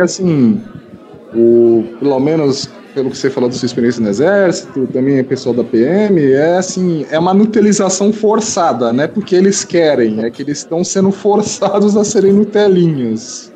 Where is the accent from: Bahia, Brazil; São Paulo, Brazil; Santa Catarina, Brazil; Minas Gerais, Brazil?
São Paulo, Brazil; eu sou de São Paulo